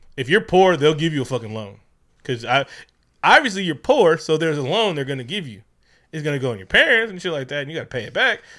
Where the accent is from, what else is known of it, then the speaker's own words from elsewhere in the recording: Oakland, California, United States; Growing up in Oakland